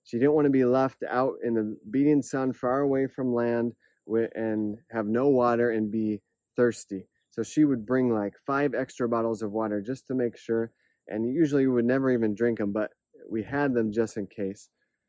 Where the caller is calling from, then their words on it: Palau; I'm joining you from Palau, a tiny island in the Pacific, as you can see behind me, with the beautiful scenery.